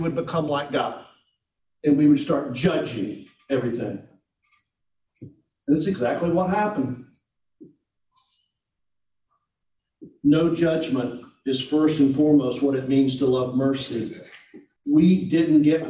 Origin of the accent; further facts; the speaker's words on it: Tennessee, United States; moved away as an adult; also born or lived in Mississippi; I grew up in Tennessee.